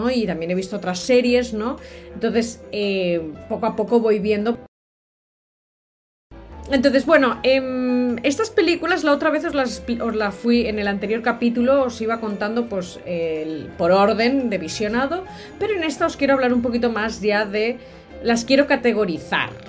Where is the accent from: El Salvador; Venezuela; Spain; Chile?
Spain; Catalonia; nuestra versión me refiero a la de los catalanes, porque yo soy catalana